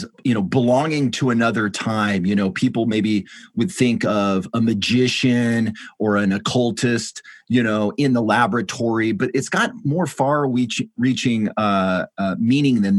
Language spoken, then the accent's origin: English; West Coast, United States; Growing up on the West Coast, the lore of the 1960s free-thinking hippie peace movement was something that was part of our heritage